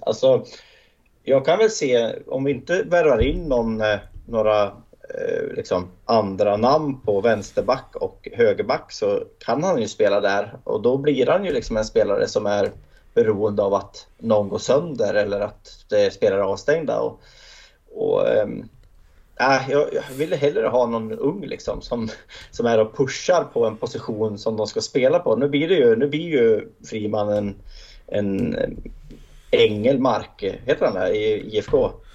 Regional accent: Hälsingland, Gävleborg County, Sweden; Jag som hälsing

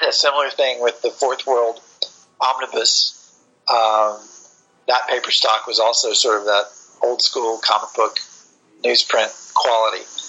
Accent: Florida, United States; I grew up in Florida

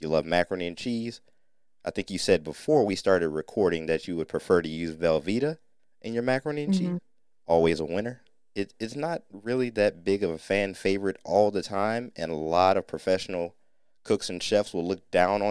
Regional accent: North Ohio, United States; We were raised in Ohio, but by parents and grandparents who rooted from Mississippi

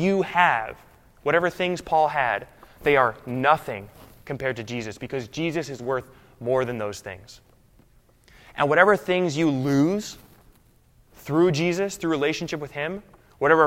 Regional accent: United States; as American Christians

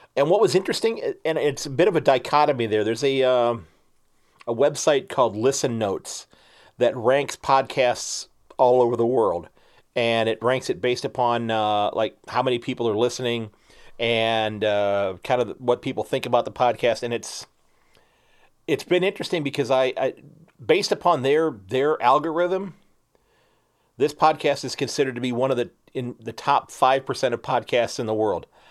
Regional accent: Ohio, United States; We're both from Ohio

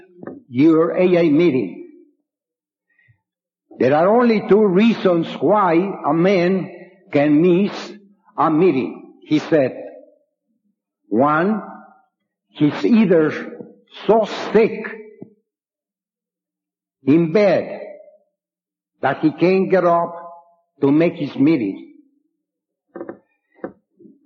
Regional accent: Mexico; also born or lived in San Antonio / Youngstown; now in Cleveland, United States; I was born in Mexico. I was raised there

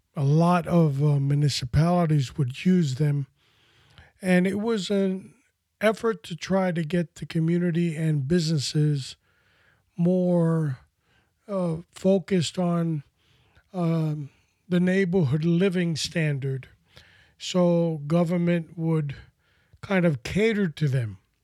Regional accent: New York City, New York, United States; growing up in New York City as a kid

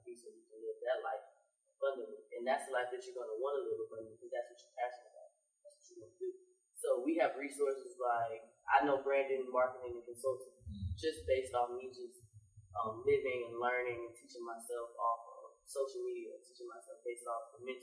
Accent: Mississippi, United States; also born or lived in Alexandria, Virginia; I was born in Alexandria, Virginia. It might just be in my blood, but. Yeah, I'm from here. I'm from Mississippi. I was here from 5 to 18.

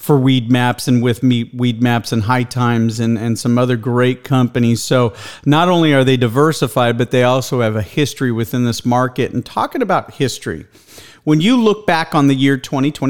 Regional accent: Escondido, California, United States; now in Austin, United States; you are in my hometown. I grew up right there below Ramona in Escondido, California. Was born at Palomar Hospital. I'm now located here in Austin

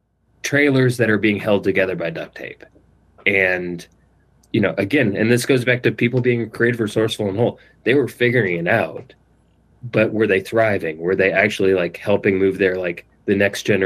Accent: East Kentucky, United States; growing up in East Kentucky

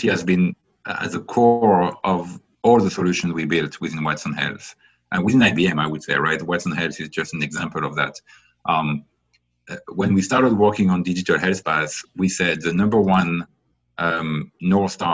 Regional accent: France; now in United States; I was born in France, I live in the US

